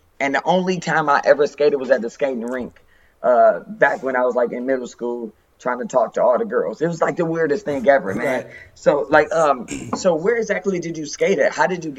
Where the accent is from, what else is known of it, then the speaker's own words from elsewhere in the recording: Detroit, Michigan, United States; Growing up there, man, if you're from Detroit, you never leave Detroit.